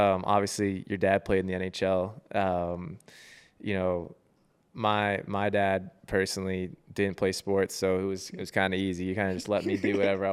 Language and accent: English; Vancouver, British Columbia, Canada; I'm from Vancouver, so I got to go to Victoria all the time